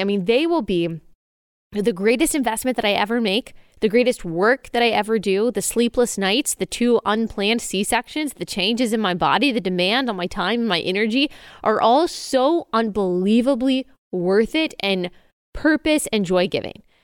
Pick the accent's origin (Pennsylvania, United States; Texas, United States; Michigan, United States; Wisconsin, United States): Texas, United States; Dallas; moved away as an adult; also born or lived in Athens; my hometown of Dallas